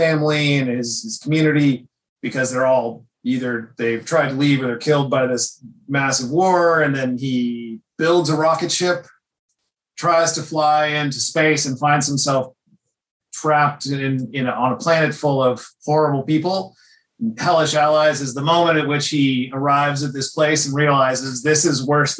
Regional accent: North Idaho, United States; now in Seattle, United States; I grew up in North Idaho.

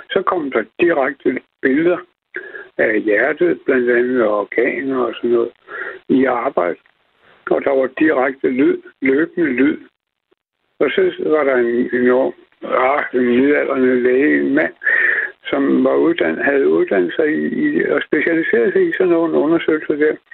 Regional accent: Copenhagen, Capital Region of Denmark, Denmark; jeg kommer fra København

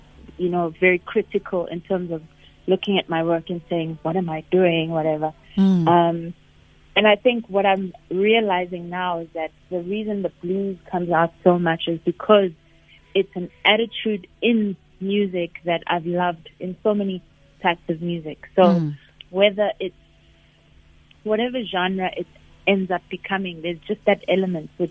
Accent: Pretoria, Gauteng, South Africa; born or raised there

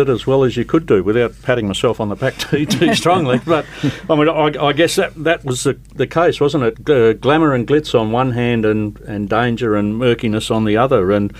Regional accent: Perth, Western Australia, Australia; I grew up in Swanbourne and went to school in the western suburbs

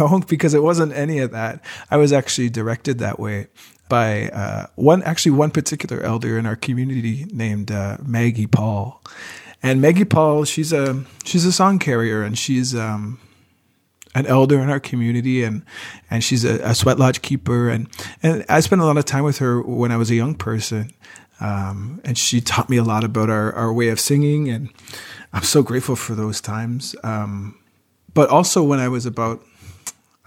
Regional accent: Wabanaki territory, east coast of Canada, Canada; now in Montreal, Canada; I come from Wabanaki territory, the east coast of what some people call Canada today. I'm a singer, and now I live in Montreal

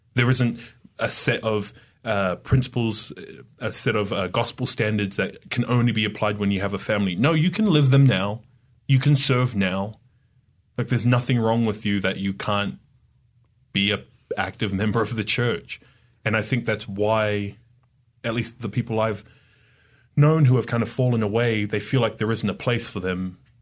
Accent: Australia; moved away as an adult; also born or lived in New York / Idaho; now in Utah, United States; I'm from Australia

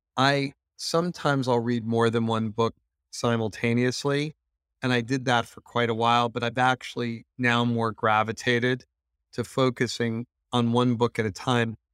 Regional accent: United States; Being an American

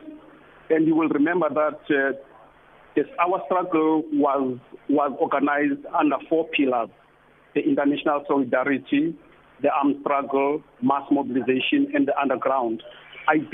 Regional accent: Port Elizabeth, Eastern Cape, South Africa; growing up in Port Elizabeth, in the streets of New Brighton, Kwazakhele, and similar places

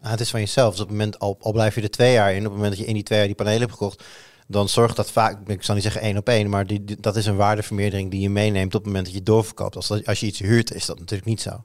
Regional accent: Netherlands; we staan toch over het algemeen ook wel bekend Nederlanders als vrij goed in eh, een woordje over de grens spreken

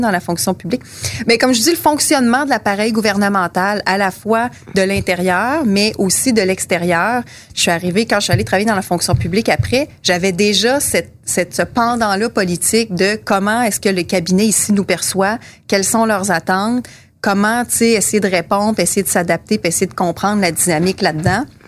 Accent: Quebec City, Quebec, Canada; also born or lived in Greenfield Park, Quebec; je suis née à Greenfield Park, mais je suis arrivée à peut-être deux ans ici. donc, toute ma vie consciente a été ici à Québec.

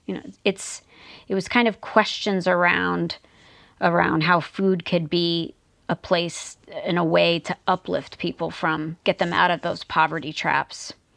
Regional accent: New Jersey, United States; moved away; also born or lived in Tucson, Arizona; I grew up in the United States on the East Coast, quite close to New York City in New Jersey.

